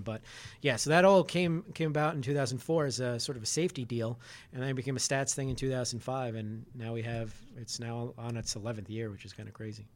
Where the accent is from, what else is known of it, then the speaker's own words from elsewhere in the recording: New York City, New York, United States; I grew up in Queens, New York